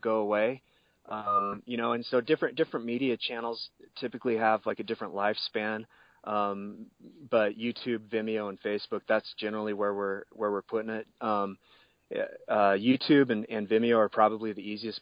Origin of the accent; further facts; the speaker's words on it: White Mountains, Arizona, United States; I'm originally from Arizona. I've lived here my entire life. I actually grew up in the White Mountains